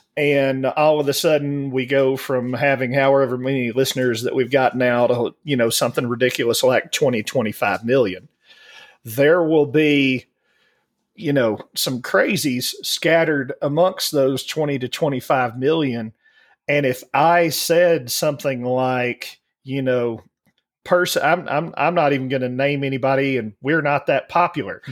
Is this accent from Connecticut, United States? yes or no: no; Alabama, United States; growing up in Alabama